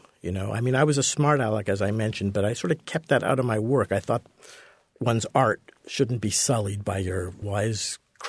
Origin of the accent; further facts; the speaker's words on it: Montreal, Quebec, Canada; I grew up in Montreal, so I was a hockey fan, as you pretty well had to be.